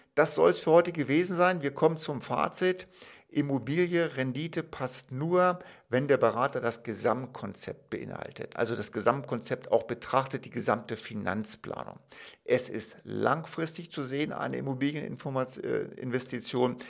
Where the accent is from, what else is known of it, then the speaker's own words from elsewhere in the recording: Wolfsburg, Lower Saxony, Germany; Ich komme zum Beispiel aus Wolfsburg, eine wunderbare Stadt, klar bin ich auch geboren